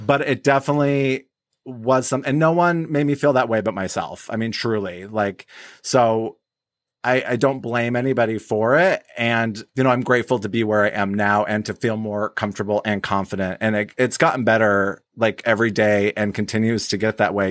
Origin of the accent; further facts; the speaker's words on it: Wyoming, United States; now in Hazel Park, United States; I grew up in Wyoming